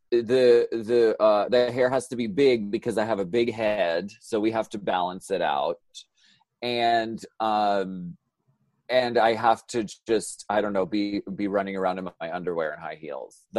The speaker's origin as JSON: {"language": "English", "region": "Pennsylvania", "country": "United States", "moved": "yes", "said": "I'm from Pennsylvania."}